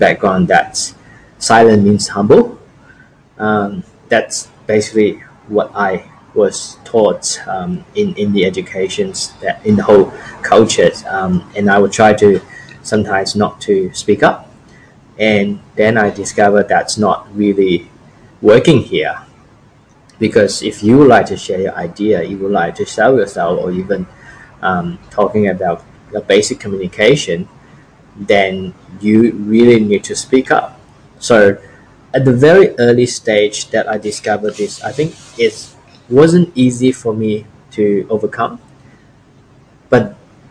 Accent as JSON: {"language": "English", "country": "China", "moved": "yes", "said": "I'm from China"}